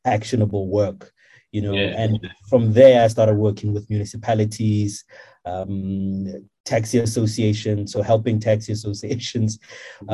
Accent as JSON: {"language": "English", "country": "South Africa", "tie": "born or raised there", "moved": "as an adult", "said": "growing up in Kharankua"}